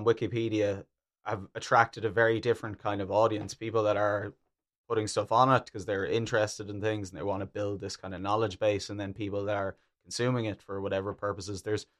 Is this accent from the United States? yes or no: no; Germany; I'm from Germany.